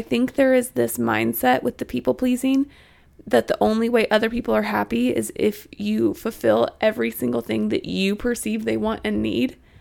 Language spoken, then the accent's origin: English; Missouri, United States; moved away as an adult; now in Arkansas, United States; I'm from Missouri. I went to school in Arkansas